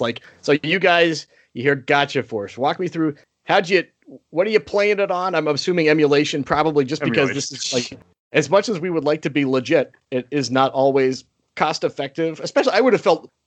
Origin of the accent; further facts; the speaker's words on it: Alaska, United States; now in Minnesota, United States; I'm originally from Alaska, and now I've been living in Minnesota for, good grief, a long time. Several decades.